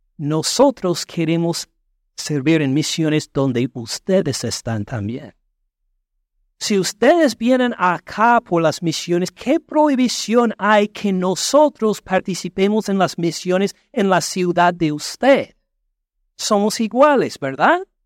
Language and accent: Spanish; United States; Spanish is a second language